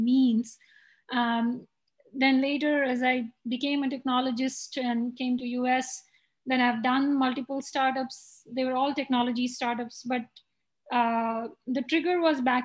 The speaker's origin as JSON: {"language": "English", "country": "India", "tie": "born or raised there", "moved": "as an adult", "lives_now": "United States", "said": "when I was growing up in India"}